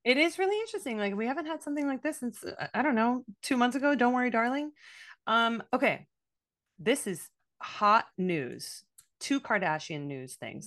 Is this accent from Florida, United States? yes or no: yes; Miami, Florida, United States; I'm from Miami